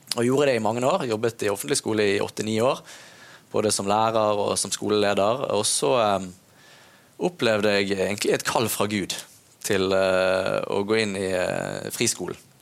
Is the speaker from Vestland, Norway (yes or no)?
yes; Bergen, Vestland, Norway; Jeg vokste opp i Loddefjord